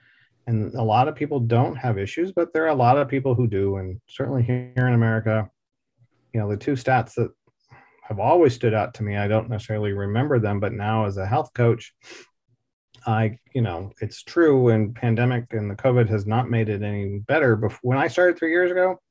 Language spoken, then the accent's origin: English; Dallas, Texas, United States; I grew up here in Dallas, Texas